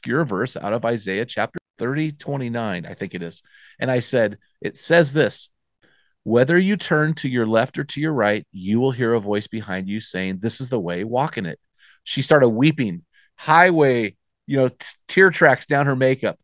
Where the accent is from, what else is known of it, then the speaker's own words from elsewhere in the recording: United States; accent: American; our American accent